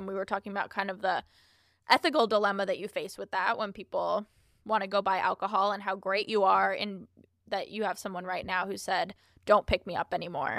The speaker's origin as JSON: {"language": "English", "region": "New York", "country": "United States", "said": "And I'm from New York, and I'm in Ubers and taxis all the time, but this was a service like no other."}